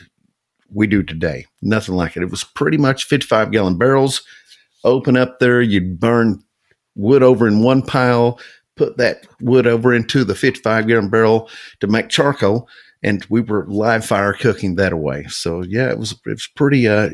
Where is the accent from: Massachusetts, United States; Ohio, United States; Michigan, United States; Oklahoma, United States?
Oklahoma, United States; Okemah; I grew up in Okemo, Oklahoma. It's a town of about 2,000 people in Okefuskee County